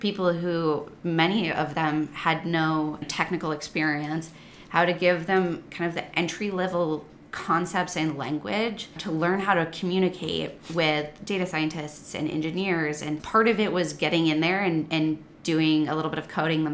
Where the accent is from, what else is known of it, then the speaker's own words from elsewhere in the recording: Midwest, United States; moved away as an adult; I was born and raised in the Midwest